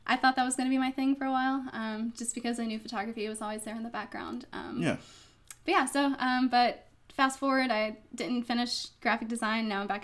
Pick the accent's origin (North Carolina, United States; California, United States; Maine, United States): North Carolina, United States; Winston-Salem; moved away as an adult; also born or lived in Florida; I was born in Florida. Grew up in Winston-Salem from age 10 until right after high school.